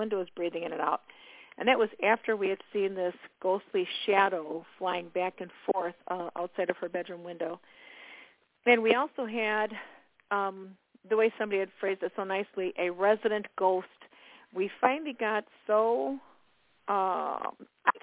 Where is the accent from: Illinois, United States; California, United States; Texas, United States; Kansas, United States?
Illinois, United States; Chicago; now in Indiana, United States; I'm in Indiana now. I was born and raised in Chicago